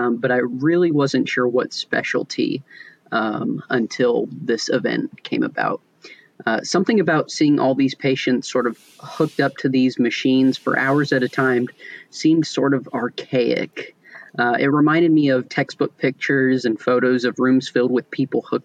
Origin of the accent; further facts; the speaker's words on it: Newnan, Georgia, United States; I grew up in Noonan, Georgia, which is a small town about 45 minutes south of Atlanta